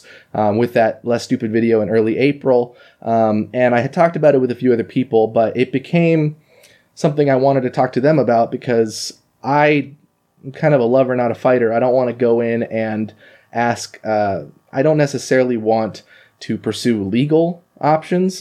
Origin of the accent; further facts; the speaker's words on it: Eugene, Oregon, United States; also born or lived in Japan; growing up in North Eugene.